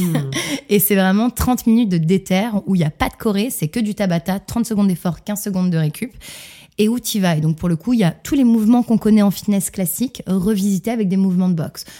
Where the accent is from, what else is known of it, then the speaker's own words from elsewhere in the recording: Montreal, Quebec, Canada; je suis née à Montréal, au Canada